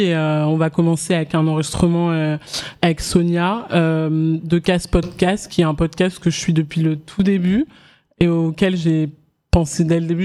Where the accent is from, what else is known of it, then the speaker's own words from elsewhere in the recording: Paris suburbs, Seine-et-Marne, then Oise, Île-de-France, France; also born or lived in Abidjan, Côte d'Ivoire / Guinea; j'ai grandi en banlieue parisienne en Seine-et-Marne et après en Picardie dans l'Oise